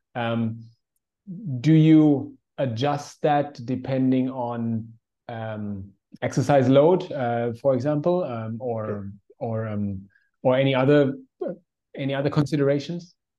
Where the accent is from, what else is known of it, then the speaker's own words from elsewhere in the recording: Germany; now in Indonesia; growing up in Germany